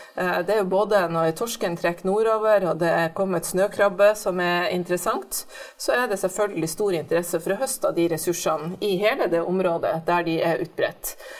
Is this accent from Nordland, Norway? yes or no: yes; Bodø, Nordland, Norway; accent: Nordland dialect; moved away; Jeg vokste opp i Bodø